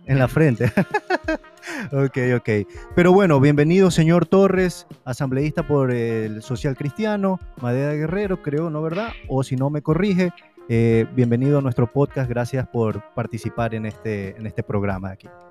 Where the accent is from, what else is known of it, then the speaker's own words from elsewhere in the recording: Guayaquil, Guayas, Ecuador; also born or lived in Ambato; yo casi toda mi infancia viví en Ambato. Eh, yo vivía en Guayaquil, pero siempre viajaba a Ambato